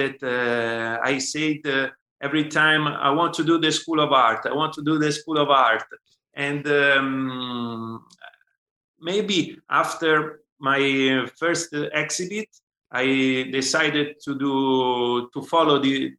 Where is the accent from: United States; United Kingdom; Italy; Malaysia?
Italy; Siena, Tuscany; I was born in Siena, and I did the School of Art here in Siena, and I studied art history at Siena University, and I grew up with this background